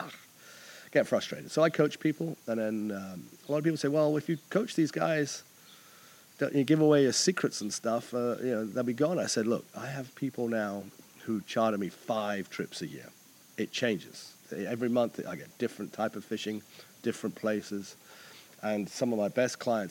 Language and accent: English; New Zealand; moved away as an adult; now in Annapolis, United States; I'm originally from New Zealand and traveled all over the world before I wound up in Annapolis